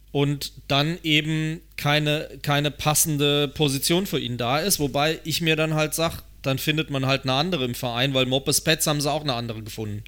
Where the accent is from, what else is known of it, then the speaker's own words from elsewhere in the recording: Germany; als Deutscher